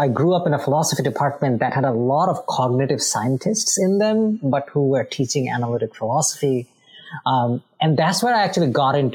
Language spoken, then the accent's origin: English; Bangladesh; moved away; I am originally from Bangladesh.